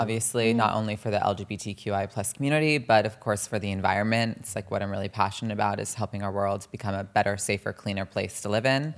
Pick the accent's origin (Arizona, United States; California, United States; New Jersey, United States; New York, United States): New Jersey, United States; also born or lived in Los Angeles / Millburn and Short Hills, New Jersey; growing up in New Jersey